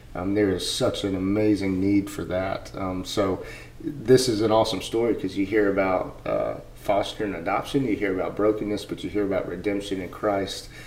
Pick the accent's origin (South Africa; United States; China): United States; also born or lived in rural Georgia; now in Georgia, United States; as an American and me that has been overseas